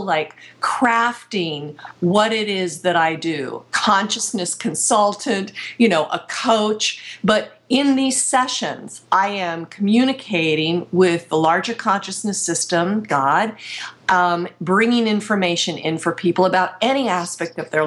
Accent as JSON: {"language": "English", "region": "Pennsylvania", "country": "United States", "tie": "born or raised there", "also_born_or_lived": "Ohio", "moved": "yes", "said": "being in Pennsylvania. I was in my hometown for a week"}